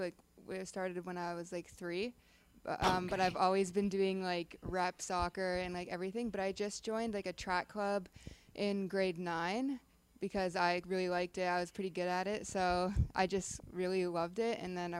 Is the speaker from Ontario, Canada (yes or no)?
yes; Toronto, Ontario, Canada; moved away as an adult; now in Tampa, United States; I'm from Ontario, specifically Toronto.